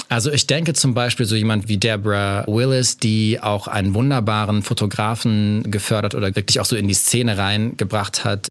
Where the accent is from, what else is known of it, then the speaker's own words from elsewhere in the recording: Bielefeld, North Rhine-Westphalia, Germany; ich bin in Nordrhein-Westfalen aufgewachsen, mhm. in Bielefeld